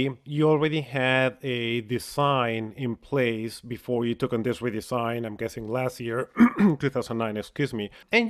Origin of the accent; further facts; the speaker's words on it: Indiana, United States; because everybody here, including myself and the guests, we're all from the state of Indiana.